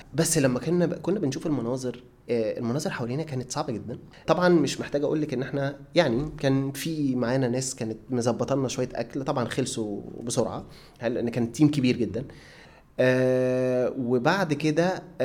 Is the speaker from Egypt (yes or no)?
yes; Egypt; انا مصري